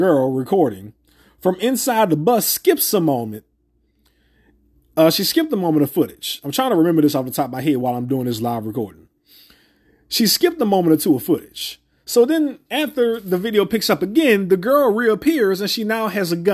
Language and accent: English; New Orleans, Louisiana, United States; I grew up near the St. Thomas Projects. Near. Not in, but near.